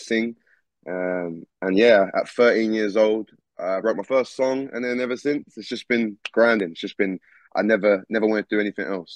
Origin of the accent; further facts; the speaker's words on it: Essex, East of England, United Kingdom; also born or lived in London; I was born and raised in London, and I moved to Essex when I was quite young. So I've lived in Essex my whole life, most of my life.